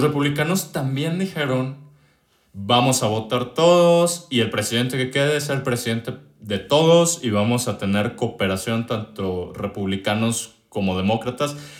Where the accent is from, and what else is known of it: Mexico